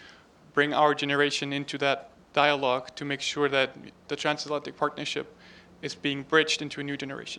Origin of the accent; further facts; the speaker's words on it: Germany; moved away; I'm a student at the Fletcher School. I'm from Germany, and I work for the delegation of the European Union